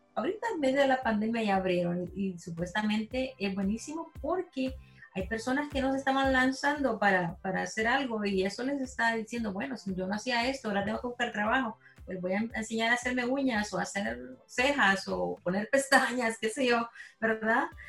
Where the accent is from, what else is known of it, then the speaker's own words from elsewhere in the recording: El Salvador; now in Houston, United States; yo soy salvadoreña.